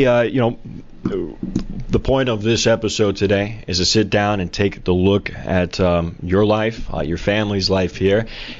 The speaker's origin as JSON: {"language": "English", "town": "South Bend", "region": "Indiana", "country": "United States", "tie": "born or raised there", "said": "growing up here and just my family association and through word of mouth and going to the same high school that you went"}